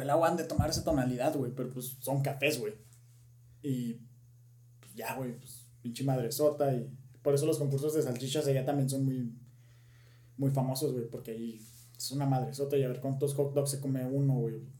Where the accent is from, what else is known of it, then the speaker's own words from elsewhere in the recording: Mexico; nosotros como mexicanos, güey, nosotros somos muy expresivos